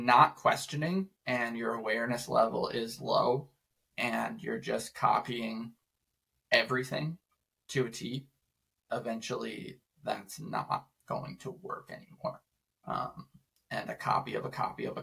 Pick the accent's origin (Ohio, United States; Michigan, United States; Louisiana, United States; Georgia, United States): Michigan, United States; Detroit; I grew up in Metro Detroit